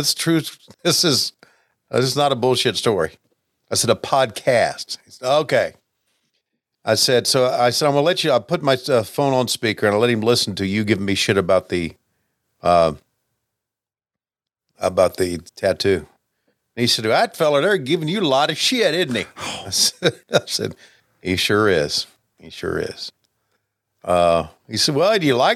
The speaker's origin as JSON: {"language": "English", "region": "Virginia", "country": "United States", "tie": "born or raised there", "said": "my hometown boys in Virginia"}